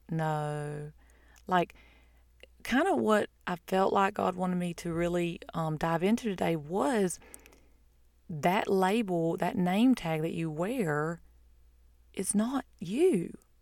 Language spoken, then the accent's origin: English; United States; I'm an American, that's not my identity. That's where I'm from or my nationality